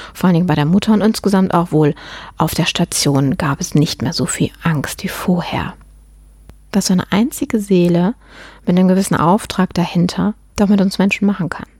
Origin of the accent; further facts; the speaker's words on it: Germany; bei uns in Deutschland